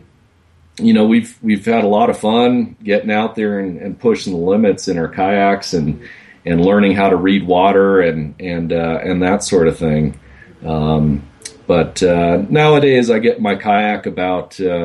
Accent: Racine, Wisconsin, United States; I grew up in Racine, Wisconsin

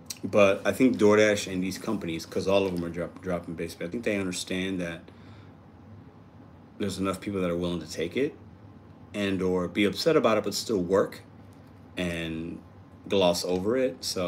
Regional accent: St. Louis, Missouri, United States; Love Memphis, a lot of similarities from to Memphis to St. Louis. I'm from St. Louis, so.

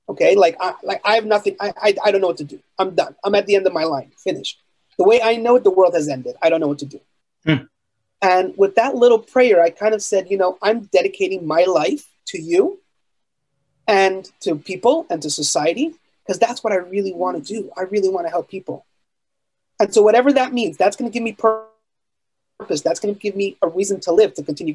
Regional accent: Montreal, Quebec, Canada; I was born and raised in Montreal, Canada.

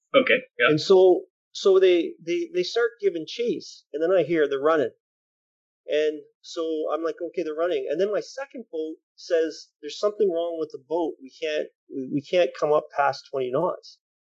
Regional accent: Canada; we are Canadian

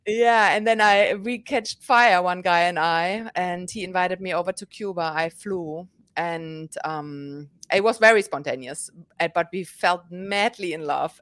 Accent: Germany; moved away as an adult; now in New York, United States; born and raised in Germany, and eight years ago, I moved to New York

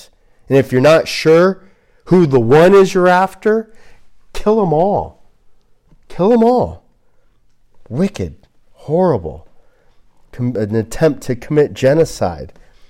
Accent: Glendale, California, United States; also born or lived in Tujunga, California / Atwater Village, Los Angeles; now in Washington, United States; I was born in Glendale, California. I'm from Glendale.

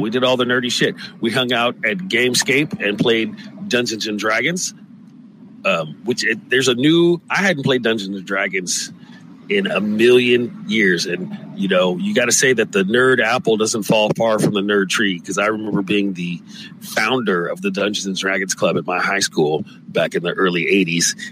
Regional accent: San Francisco, California, United States; moved away as an adult; now in Los Angeles, United States; San Francisco, my hometown. I grew up there.

